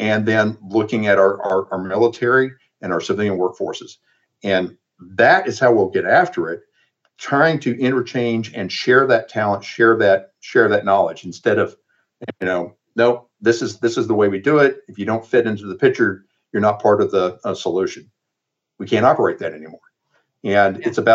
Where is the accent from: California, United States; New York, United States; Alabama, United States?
Alabama, United States; moved away; we're both from Alabama